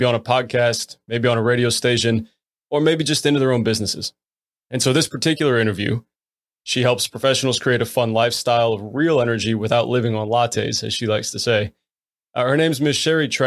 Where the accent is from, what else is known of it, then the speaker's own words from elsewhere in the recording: Florida, United States; now in Virginia, United States; I'm normally originally from Florida